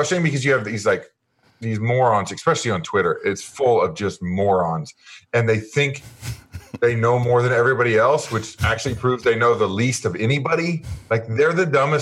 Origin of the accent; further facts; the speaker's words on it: Kansas City, United States; I grew up in Kansas City, and my dad was a huge fan.